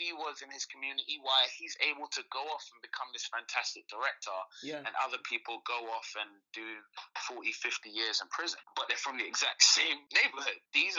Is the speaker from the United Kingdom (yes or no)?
yes; London, United Kingdom; Me growing up in Peckham, I had a lot of friends who were doing bad stuff.